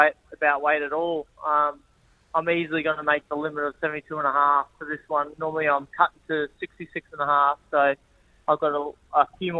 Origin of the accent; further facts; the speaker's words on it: Brisbane, Queensland, Australia; I love fighting in my hometown and having that home support and being able to drive from home to the fight.